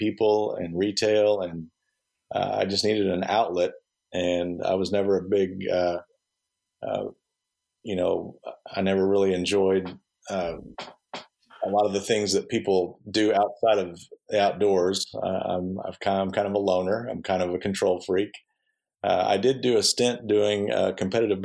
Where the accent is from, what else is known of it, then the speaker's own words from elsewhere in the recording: Texas County, Missouri, United States; I grew up in Missouri and just south of Rolla in Texas County